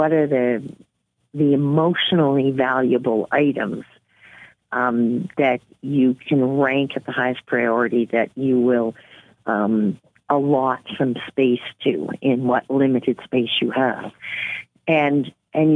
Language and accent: English; Nova Scotia, Canada; moved away as an adult; also born or lived in New Brunswick / Inuvik, Northwest Territories; now in Yellowknife, Canada; But I'm originally from New Brunswick and grew up in Nova Scotia